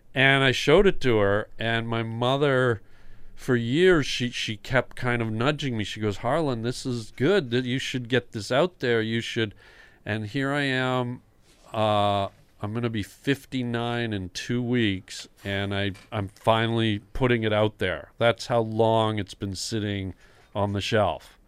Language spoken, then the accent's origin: English; Toronto, Ontario, Canada; I grew up in Toronto